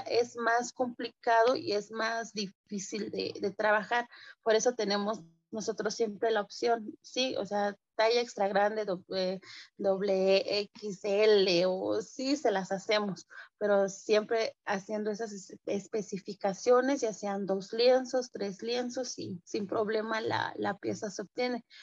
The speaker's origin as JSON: {"language": "Spanish", "town": "San Juan Cotzocón", "region": "Oaxaca", "country": "Mexico", "tie": "born or raised there", "first_language": "Mixe", "second_language": "Spanish", "moved": "as an adult", "said": "soy artesana textil de la de cintura de la comunidad de San Juan Cochoconmije pertenezco a la Sierra Norte del, estado de, Oaxaca"}